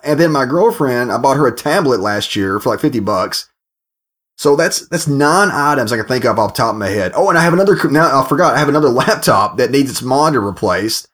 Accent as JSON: {"language": "English", "country": "United States", "moved": "yes", "lives_now": "United Kingdom", "said": "I'm an American"}